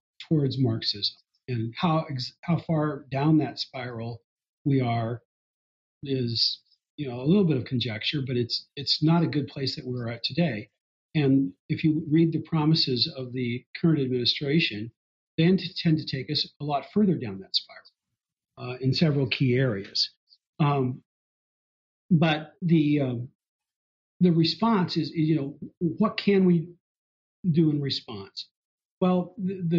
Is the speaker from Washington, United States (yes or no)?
yes; Kennewick, Washington, United States; also born or lived in Walla Walla / Bellingham / Spokane; I grew up in Kennewick, in southeastern Washington